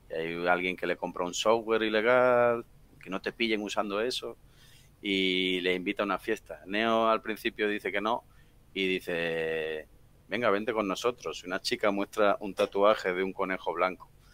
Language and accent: Spanish; Seville, Andalusia, Spain; also born or lived in Madrid area, Spain; now in Madrid, Spain; yo soy de Sevilla del Sur y desde mi casa hasta casa de mis padres hay unos 540 kilómetros